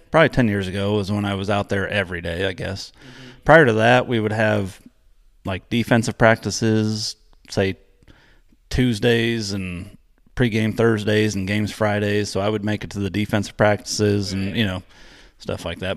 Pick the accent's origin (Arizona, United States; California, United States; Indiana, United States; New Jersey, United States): Indiana, United States; Palestine; I grew up in Palestine, Indiana